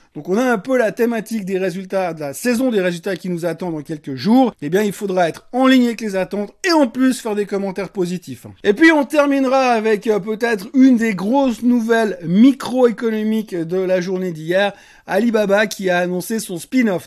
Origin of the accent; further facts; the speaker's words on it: Switzerland; chez nous en Suisse